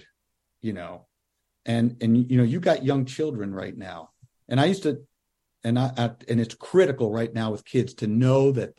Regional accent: Western New York, United States; moved away; as a kid growing up in Western New York

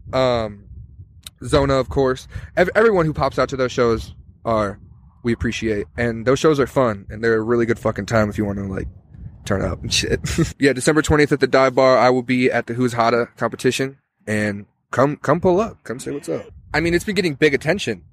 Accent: Tucson, Arizona, United States; I'm from Tucson

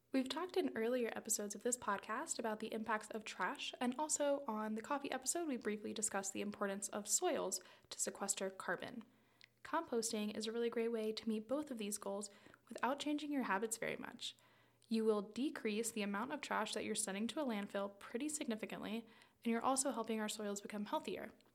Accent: South Florida, United States; I grew up in South Florida in and on the water

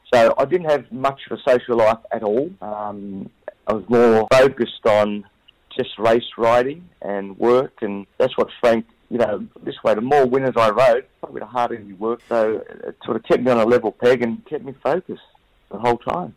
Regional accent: Glenroy, Victoria, Australia; I grew up in Glenroy

